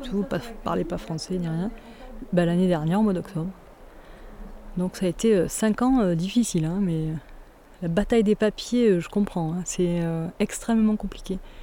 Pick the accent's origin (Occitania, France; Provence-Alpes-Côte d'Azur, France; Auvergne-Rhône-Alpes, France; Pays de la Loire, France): Provence-Alpes-Côte d'Azur, France; Saint-Léger-du-Ventoux; also born or lived in Brantes; j'ai grandi à Saint-Léger, qui est le petit village à côté.